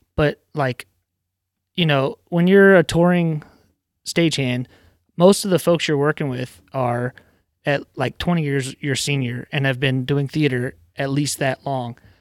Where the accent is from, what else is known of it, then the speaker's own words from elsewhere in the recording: Virginia, United States; moved away as an adult; now in Rhode Island, United States; I'm from Virginia originally